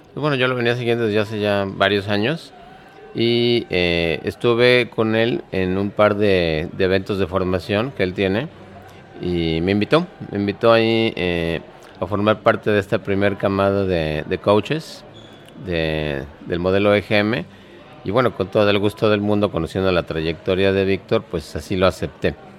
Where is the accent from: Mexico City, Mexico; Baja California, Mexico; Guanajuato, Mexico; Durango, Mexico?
Mexico City, Mexico; soy de la Ciudad de México